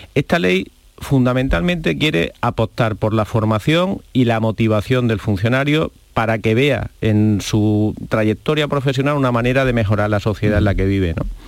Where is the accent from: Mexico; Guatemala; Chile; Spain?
Spain; Andalusia; como andaluz me siento muy orgulloso